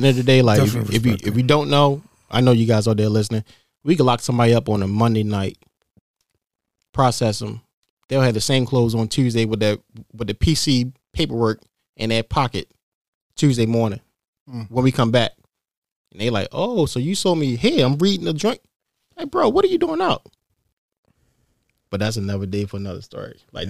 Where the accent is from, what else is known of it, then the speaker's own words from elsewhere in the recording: Baltimore, Maryland, United States; But luckily, like I said, I'm from Baltimore, so I knew the ins and outs of it.